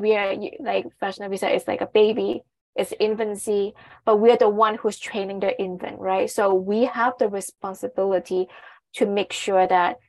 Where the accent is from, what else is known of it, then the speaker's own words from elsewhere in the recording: Hong Kong; I'm from Hong Kong, so I'm East Asian